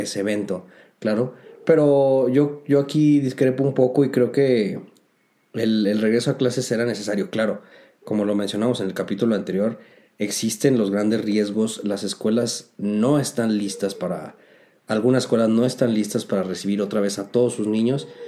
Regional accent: Mexico; haber nacido esta tierra

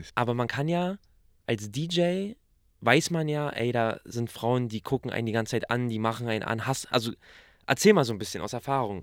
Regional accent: Berlin, Germany; accent: Berliner; dass wir so diesen Berliner Akzent haben

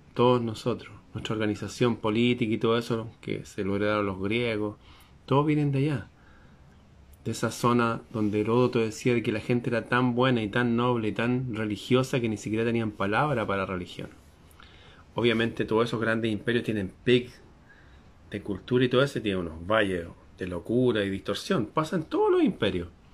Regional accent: Chile; la bandera de mi país, Chile

